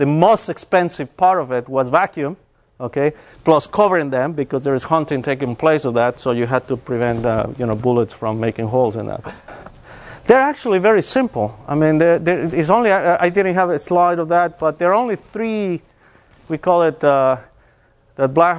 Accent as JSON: {"language": "English", "country": "Mexico", "also_born_or_lived": "Texas", "moved": "as an adult", "said": "I'm originally from Mexico, and I started my bachelor's in math"}